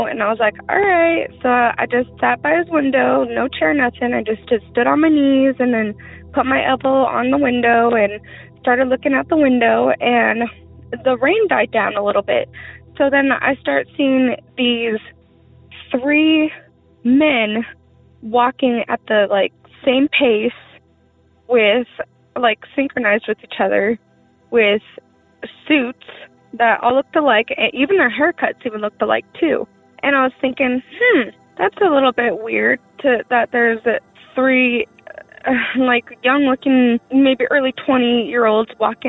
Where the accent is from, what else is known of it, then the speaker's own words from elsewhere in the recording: Rock Springs, Wyoming, United States; I'm from Rock Springs, Wyoming, and where this happened.